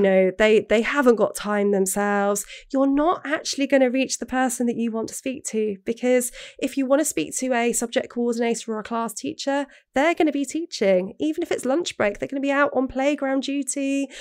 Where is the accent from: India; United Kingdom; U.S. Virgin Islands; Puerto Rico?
United Kingdom; England; now in Wales, United Kingdom; when I grew up in England, um, having a Welsh name